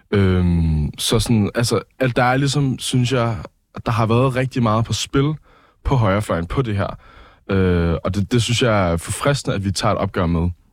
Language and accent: Danish; Copenhagen, Capital Region of Denmark, Denmark; jeg er opvokset i København